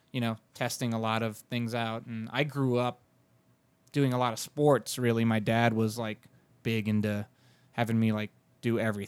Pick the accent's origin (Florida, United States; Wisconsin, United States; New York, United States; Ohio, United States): Florida, United States; Orlando; first language Spanish; English is a second language; also born or lived in San Juan, Puerto Rico / California; my parents moved to Orlando when I was 5. So, I grew up in Orlando. Obviously, Spanish is my first language